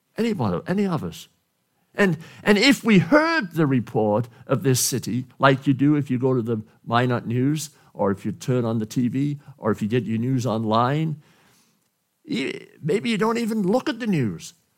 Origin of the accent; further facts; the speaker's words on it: Wales, United Kingdom; moved away; from Wales, my country, my home country